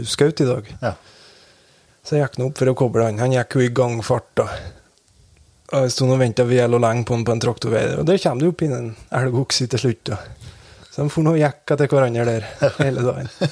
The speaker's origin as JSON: {"language": "Norwegian", "area": "Velfjord", "region": "Nordland", "country": "Norway", "tie": "born or raised there", "said": "jeg vokste opp i Vassbøg, det som er en sånn sidevei av ja, sideveien"}